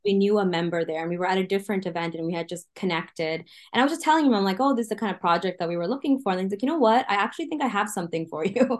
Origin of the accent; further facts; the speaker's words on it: Canada; also born or lived in United States; as a Canadian